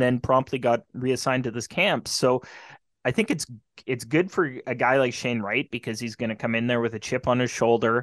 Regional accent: Carman, Manitoba, Canada; my hometown Carmen Beavers

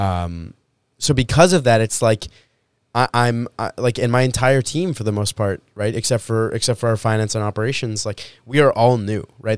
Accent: Winnipeg, Manitoba, Canada; I was born in Winnipeg.

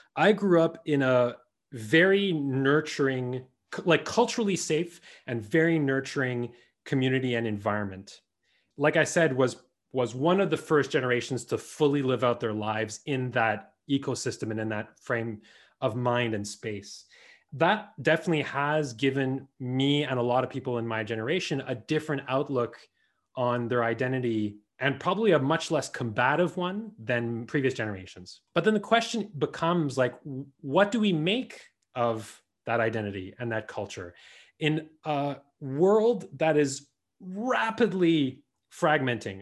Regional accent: Winnipeg, Manitoba, Canada; our experience of grow-, growing up in the Franco-Manitoban community

